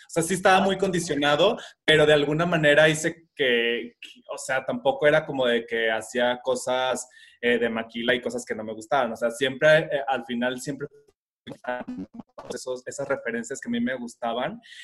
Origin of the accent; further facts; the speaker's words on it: Guadalajara, Jalisco, Mexico; vivo en la ciudad de Guadalajara, radico aquí, toda la vida he estado aquí